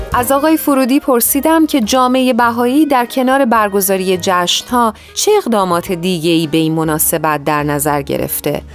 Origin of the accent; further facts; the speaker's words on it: Iran; now in United States; من در اصل از ایران اومدم و نه از آمریکا